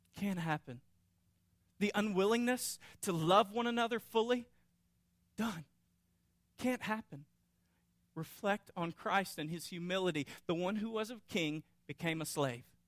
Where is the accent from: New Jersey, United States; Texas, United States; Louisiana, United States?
Louisiana, United States; North; I grew up in North Louisiana